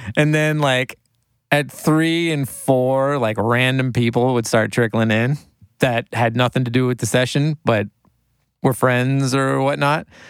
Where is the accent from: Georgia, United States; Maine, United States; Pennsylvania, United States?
Maine, United States; moved away as an adult; also born or lived in New York City; I grew up in Maine and I was from a small town